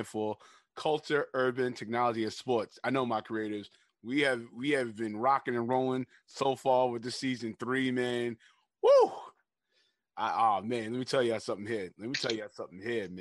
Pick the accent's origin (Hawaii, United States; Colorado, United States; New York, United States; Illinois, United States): New York, United States; I'm from New York